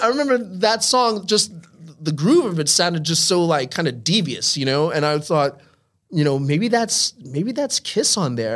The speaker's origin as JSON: {"language": "English", "town": "Holbrook", "region": "New York", "country": "United States", "tie": "born or raised there", "also_born_or_lived": "Brooklyn, New York", "said": "I grew up in Long Island."}